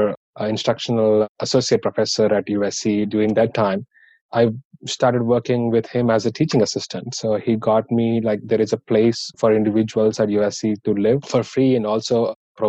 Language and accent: English; Hyderabad, Telangana, India; English is a second language; moved away as an adult; now in United States; I'm from India and from Hyderabad